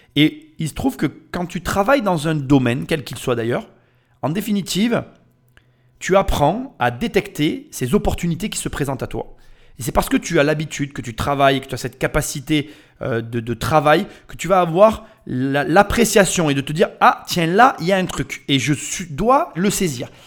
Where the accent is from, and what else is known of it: France